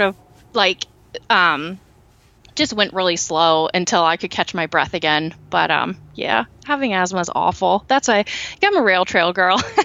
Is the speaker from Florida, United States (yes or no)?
no; Lancaster County, Pennsylvania, United States; also born or lived in Berks County, Pennsylvania; I grew up in Lancaster County